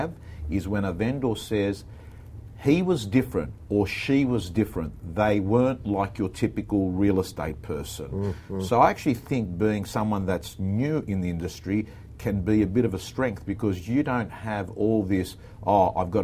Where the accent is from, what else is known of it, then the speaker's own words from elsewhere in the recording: Kingsgrove, New South Wales, Australia; I went to Kingsgrove North High School.